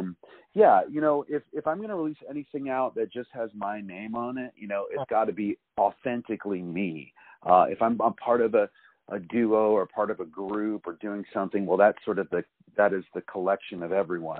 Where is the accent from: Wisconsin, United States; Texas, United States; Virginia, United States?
Virginia, United States; Fairfax County; accent: neutral; now in California, United States; So I grew up in the woods of Virginia. I grew up in Fairfax County, Virginia.